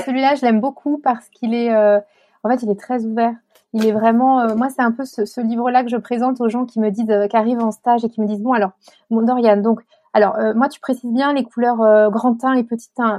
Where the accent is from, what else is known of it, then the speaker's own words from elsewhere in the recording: Chartres, Centre-Val de Loire, France; j'ai grandi à Chartres